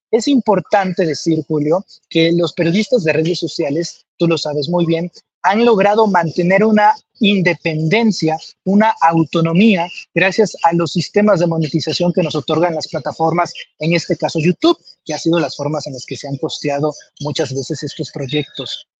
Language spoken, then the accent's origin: Spanish; Comalcalco, Tabasco, Mexico; yo soy de Comalcalco, Tabasco, eh, en el sureste